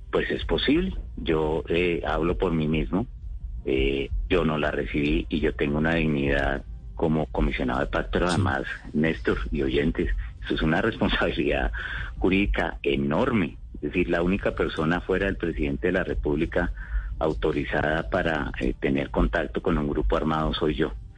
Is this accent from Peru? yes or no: no; Colombia